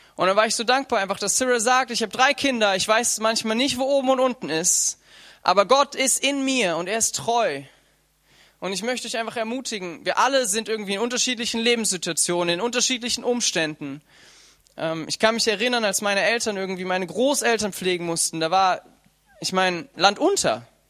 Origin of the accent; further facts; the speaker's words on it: Germany; wir alle als Deutsche